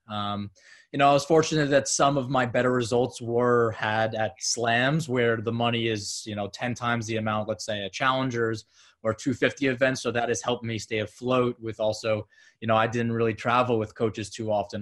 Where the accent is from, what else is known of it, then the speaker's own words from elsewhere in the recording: Long Island, New York, United States; also born or lived in Florida; born and raised in Long Island, New York, just about 25 minutes outside the city